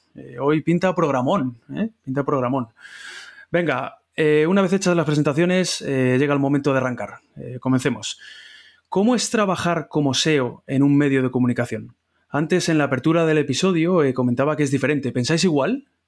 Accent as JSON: {"language": "Spanish", "town": "Madrid", "region": "Community of Madrid", "country": "Spain", "said": "los madrileños"}